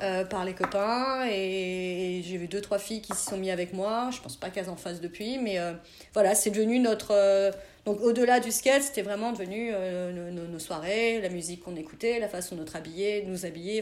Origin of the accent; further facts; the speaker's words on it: a small village near Auxerre, Burgundy, Bourgogne-Franche-Comté, France; now in Bordeaux, France; je suis née, j'ai grandi dans un petit village à côté de Auxerre en Bourgogne